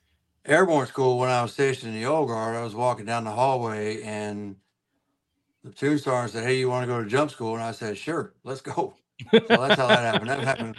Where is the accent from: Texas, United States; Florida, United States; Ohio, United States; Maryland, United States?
Florida, United States; Naples; moved away as an adult; I grew up in South Florida. Mm-hmm. We talked about that a little bit earlier down in Naples. Moved down there when I was about 8 years old, bouncing around prior to that, other states through various reasons. Stayed down there